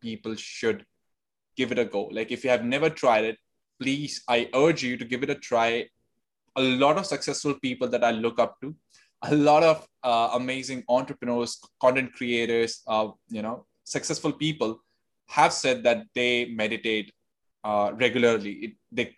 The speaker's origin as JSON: {"language": "English", "country": "India", "tie": "born or raised there", "also_born_or_lived": "Delhi", "moved": "as an adult", "lives_now": "Sydney, Australia", "said": "I was born and raised in India, and then I moved to Sydney in 2019."}